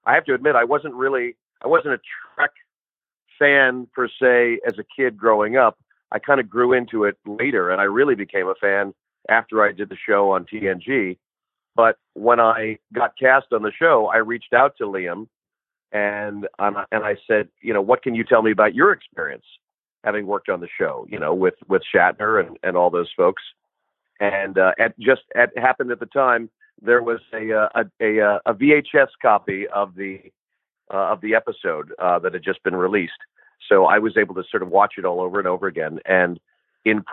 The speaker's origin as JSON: {"language": "English", "town": "Los Angeles", "region": "California", "country": "United States", "tie": "born or raised there", "also_born_or_lived": "New York", "said": "I grew up in Los Angeles, kind of going back and forth. My folks split up when I was young, and I went back and forth between Los Angeles and New York"}